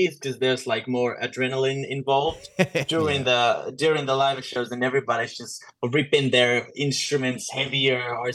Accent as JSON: {"language": "English", "country": "Finland", "said": "We're from Finland"}